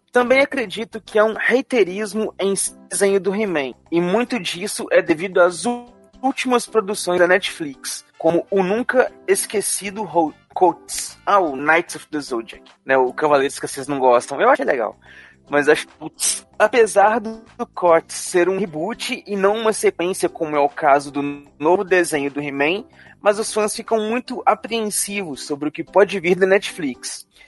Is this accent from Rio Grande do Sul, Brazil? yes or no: yes; Rio Grande do Sul, Brazil; Sou gaúcho e também não tomo chimarrão